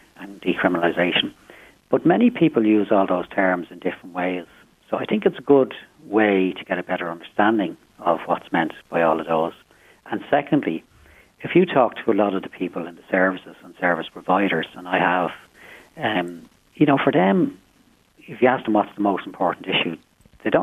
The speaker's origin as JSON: {"language": "English", "town": "Dublin", "region": "Leinster", "country": "Ireland", "tie": "born or raised there", "said": "I was born and reared in Finglas. I've reared my own family there"}